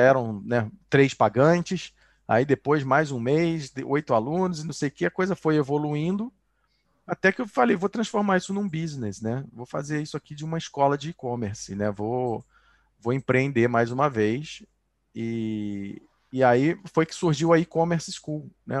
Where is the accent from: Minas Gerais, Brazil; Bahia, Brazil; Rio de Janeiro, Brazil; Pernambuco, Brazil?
Rio de Janeiro, Brazil; moved away as an adult; now in Barcelona, Spain; quando tinha 15 anos, eu vendia sanduíche natural na praia, né? Para poder viajar no verão, no Rio de Janeiro, sou carioca